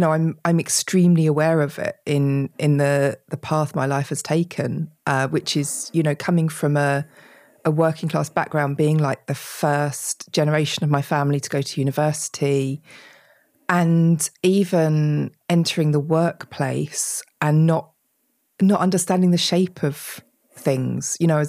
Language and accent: English; United Kingdom; which we absolutely hate talking about being British.